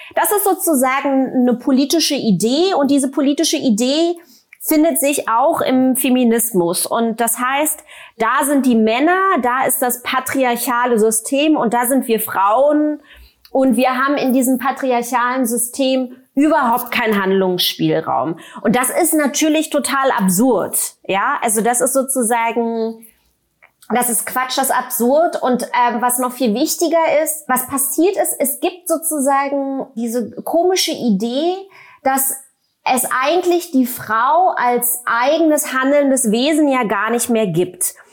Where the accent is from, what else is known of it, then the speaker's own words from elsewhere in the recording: Germany; habe ja die ersten zehn Jahre meiner Kindheit sozusagen in der DDR im Sozialismus verbracht